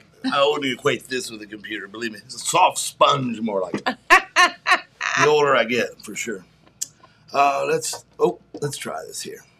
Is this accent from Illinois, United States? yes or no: no; Hamden, Connecticut, United States; Randy's a Hamden boy. I'm from Hamden.